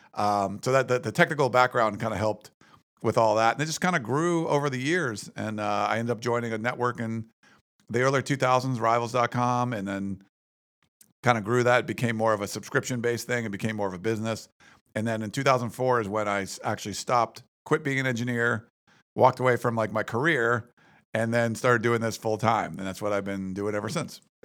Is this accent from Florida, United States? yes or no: no; Western Pennsylvania, United States; moved away; I grew up in Western Pennsylvania